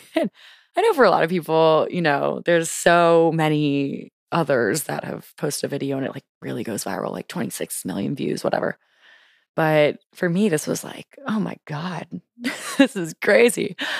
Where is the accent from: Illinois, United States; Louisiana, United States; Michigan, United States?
Louisiana, United States; moved away as an adult; now in Washington, DC, United States; I'm originally from Louisiana, lived in Louisiana my whole life, and then moved to D C on a whim